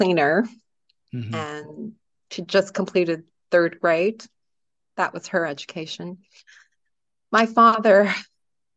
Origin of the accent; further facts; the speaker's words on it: Toronto, Ontario, Canada; now in Portugal; I grew up in Canada, yeah, in Toronto.